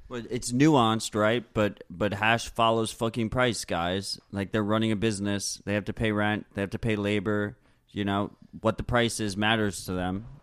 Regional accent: United States; we're Americans

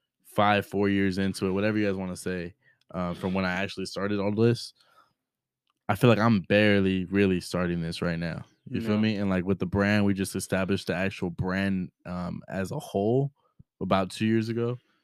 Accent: Rubidoux, California, United States; especially in where I grew up in Rubidoux.

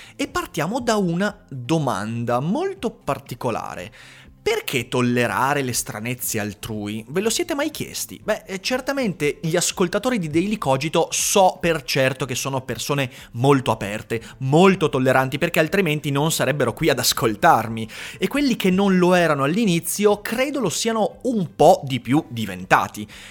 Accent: Veneto, Italy; sono veneto

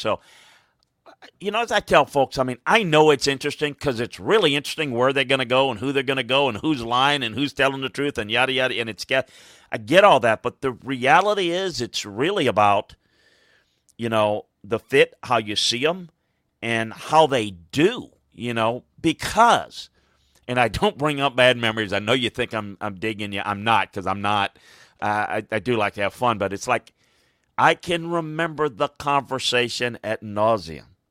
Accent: Deep South, United States; where I grew up in the Deep South

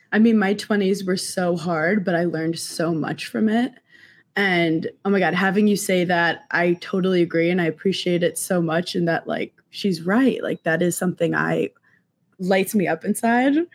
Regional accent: Brooklyn, New York, United States; I'm from Brooklyn

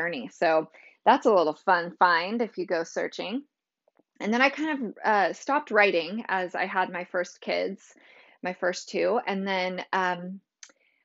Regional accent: California, United States; now in Tennessee, United States; I'm originally from California

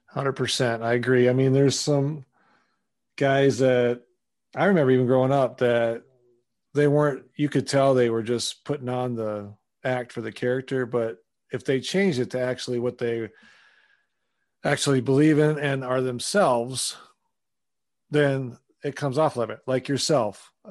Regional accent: Wisconsin, United States; I'm from Wisconsin originally, so I grew up there in the '80s

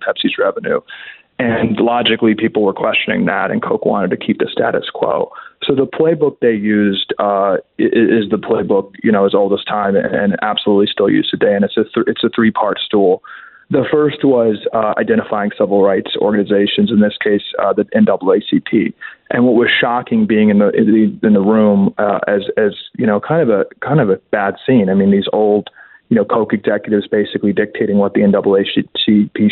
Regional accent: Washington, District of Columbia, United States; I was born and raised in Georgetown

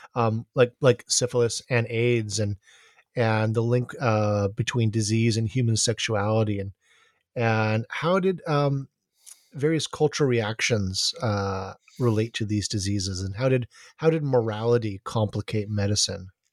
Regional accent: Honolulu, Hawaii, United States; growing up in Honolulu

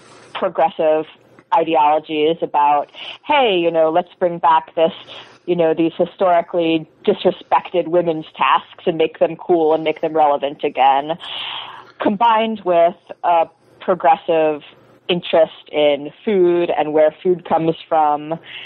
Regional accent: Chapel Hill, North Carolina, United States; I'm from North Carolina. I'm from Chapel Hill, a college town, and you know, this stuff is very big there.

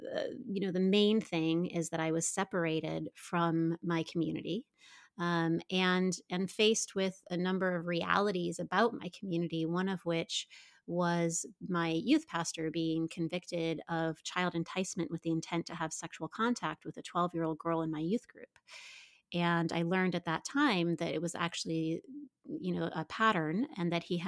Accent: Midwest, United States; I grew up in the Midwest

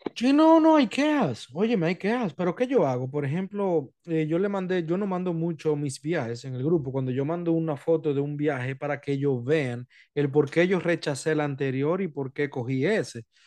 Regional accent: Montecristi, Monte Cristi, Dominican Republic; moved away; yo soy de Montecristi allá, o sea, yo, mi familia es de Montecristi

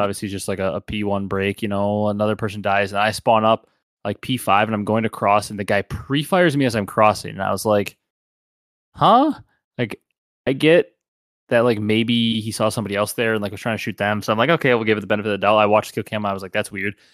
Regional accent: Wisconsin, United States; we're from the Midwest and Wisconsin

